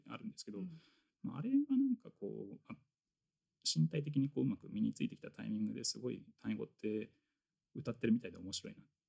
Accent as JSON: {"language": "Japanese", "region": "Tokyo", "country": "Japan", "tie": "born or raised there", "said": "僕高校が、まあ、東京の出身"}